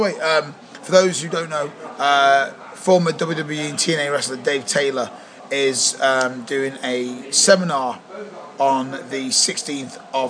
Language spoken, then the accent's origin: English; Leeds, Yorkshire and the Humber, United Kingdom; I'm from Leeds.